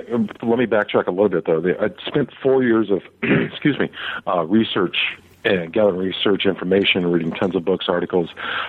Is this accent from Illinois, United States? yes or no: no; San Francisco, California, United States; Well, I was born and raised in San Francisco and started growing up during what was then known as the Haight-Ashbury days in the late 60s in San Francisco.